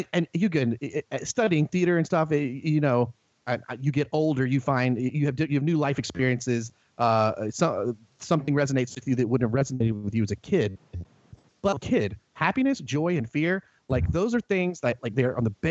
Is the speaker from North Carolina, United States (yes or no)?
yes; North Carolina, United States; accent: Southern; we lived out in the boonies in North Carolina. So it was next to the woods. Boy, see when I said that, how thick my Southern accent got just then?